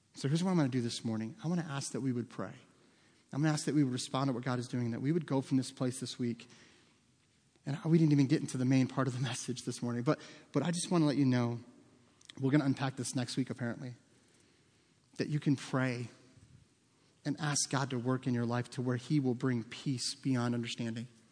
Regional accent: United States; as American Christians

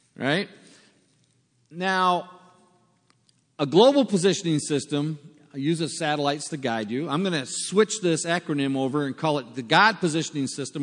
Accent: United States; moved away as an adult; also born or lived in South Africa; we're from America

